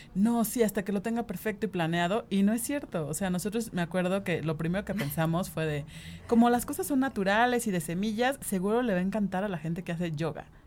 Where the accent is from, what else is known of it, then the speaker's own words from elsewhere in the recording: Cuernavaca, Morelos, Mexico; moved away as an adult; now in Mexico City, Mexico; crecimos en Cuernavaca